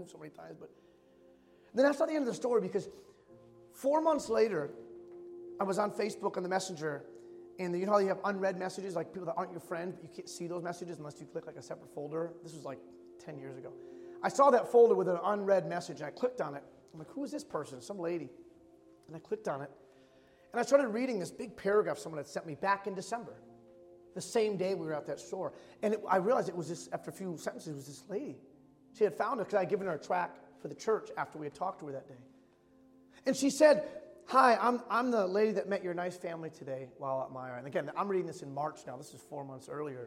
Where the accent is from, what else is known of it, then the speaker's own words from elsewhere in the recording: Michigan, United States; moved away as an adult; It was my first Christmas away from my hometown in Michigan